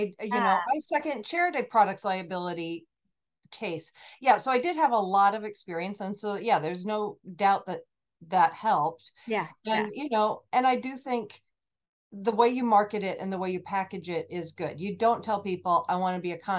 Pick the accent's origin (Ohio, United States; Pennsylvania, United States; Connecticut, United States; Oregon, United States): Oregon, United States; moved away as an adult; also born or lived in California; now in Portland, United States; I'm from Oregon. I just moved here.